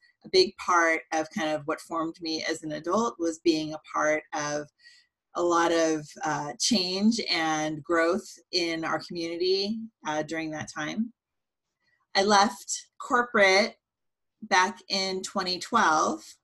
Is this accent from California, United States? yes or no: yes; San Jose, California, United States; also born or lived in Cupertino, California; now in Santa Cruz, United States; I grew up in Silicon Valley, so San Jose, Cupertino area